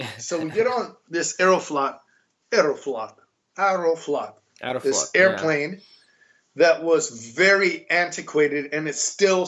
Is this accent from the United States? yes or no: yes; United States; we're American.